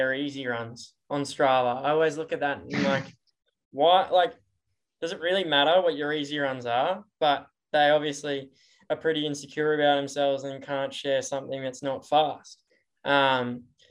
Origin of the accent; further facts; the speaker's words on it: Brisbane, Queensland, Australia; also born or lived in Boise, United States; I grew up in Mount Gravatt, which is a very hilly area